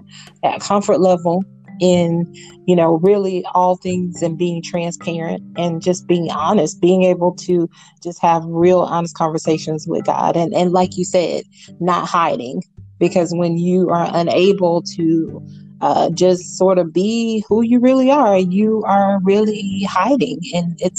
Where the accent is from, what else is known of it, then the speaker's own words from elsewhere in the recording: South Georgia, United States; I grew up in South Georgia, in a small town